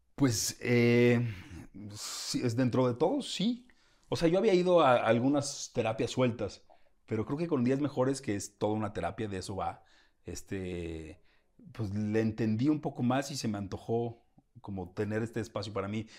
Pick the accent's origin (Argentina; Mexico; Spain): Mexico; Guadalajara, Jalisco; soy de Guadalajara, tengo más, no sé, un tono